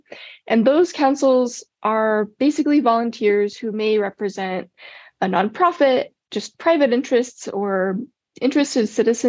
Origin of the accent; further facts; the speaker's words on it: Ogden, Utah, United States; also born or lived in Golden, Colorado; I grew up in Ogden, Utah. So Utah's home for me. My family's here.